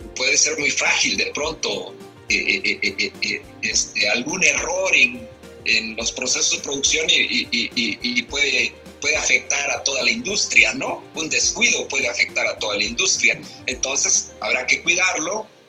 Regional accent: Oaxaca, Mexico; como oaxaqueños

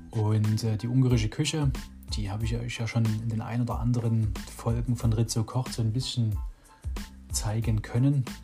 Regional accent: Dresden, Saxony, Germany; also born or lived in Radebeul; meine Mutsch, mich in Radebeul zur Welt bringen. Genau. Ja, oh, dann sind wir natürlich viel, oder wir sind in Dresden halt aufgewachsen, ne, in der Dresdner Neustadt.

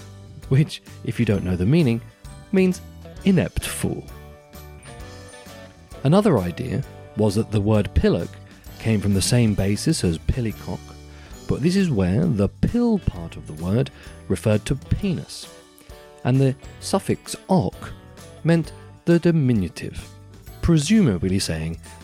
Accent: England, United Kingdom; I'm from England

